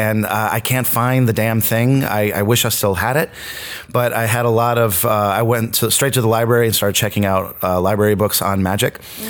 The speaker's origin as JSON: {"language": "English", "town": "New Milford", "region": "Connecticut", "country": "United States", "tie": "born or raised there", "also_born_or_lived": "Syracuse / North Carolina", "lives_now": "Los Angeles, United States", "said": "I was born in Syracuse, New York. I grew up in New Milford, Connecticut. I spent most of my life in North Carolina, and I've been out here in L.A. for about 17 years now."}